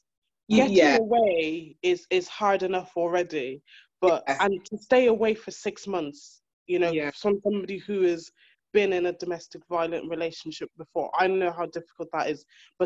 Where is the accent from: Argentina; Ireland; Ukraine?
Ireland; moved away as an adult; now in United Kingdom; I'm from Ireland, and I left my relationship when I was in Ireland